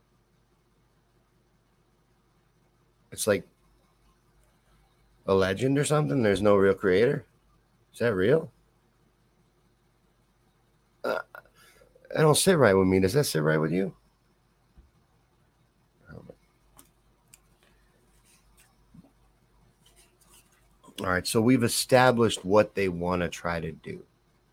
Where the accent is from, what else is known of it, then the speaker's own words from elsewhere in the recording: Kentucky, United States; I'm from Kentucky. I grew up in Kentucky. Spent most of my developmental years in Kentucky